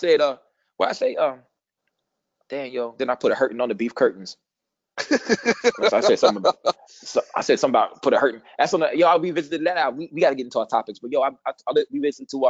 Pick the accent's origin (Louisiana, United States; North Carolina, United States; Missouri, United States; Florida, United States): Missouri, United States; I ain't from Kansas, but I'm from Missouri.